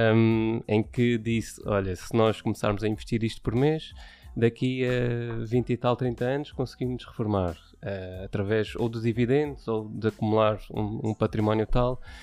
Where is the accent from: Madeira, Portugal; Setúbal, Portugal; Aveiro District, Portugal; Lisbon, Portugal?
Setúbal, Portugal; moved away as an adult; now in Odivelas, Portugal; sou de Setúbal, natural de Setúbal, vivi lá durante, ehm, durante vinte e cinco anos